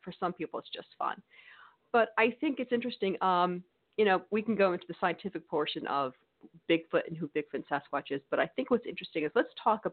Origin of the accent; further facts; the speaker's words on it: Connecticut, United States; now in Mississippi, United States; I'm from Connecticut, but I'm in New England.